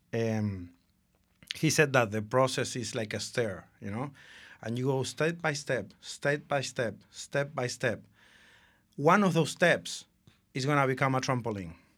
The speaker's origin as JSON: {"language": "English", "country": "Argentina", "moved": "yes", "said": "I'm from Argentina."}